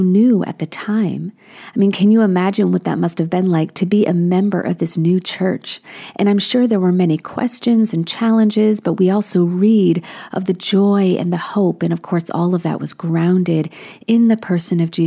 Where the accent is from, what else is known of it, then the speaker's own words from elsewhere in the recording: Alexandria, Virginia, United States; also born or lived in Williamsburg, Virginia; my hometown of Alexandria, Virginia, which is right outside of Washington, D.C.